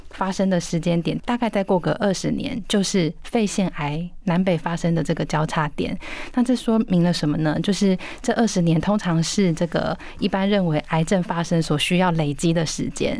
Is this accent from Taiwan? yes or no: yes; Hsinchu, Taiwan; now in Taipei, Taiwan; 我是新竹人，但是我在台北工作